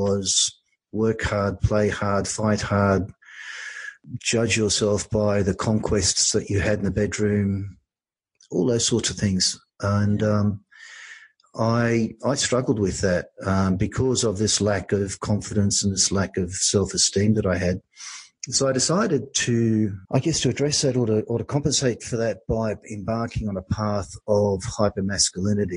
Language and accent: English; Australia; also born or lived in Europe; We came to Australia. We were immigrants. We came over from Europe.